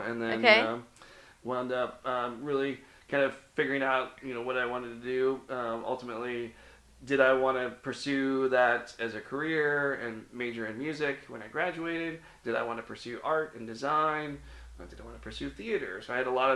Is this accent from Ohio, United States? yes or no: yes; Cincinnati, Ohio, United States; now in Florida, United States; I grew up in the Midwest. I grew up in Cincinnati, Ohio